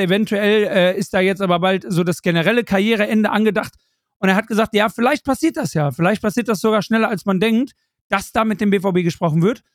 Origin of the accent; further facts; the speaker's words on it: Germany; ich als Deutscher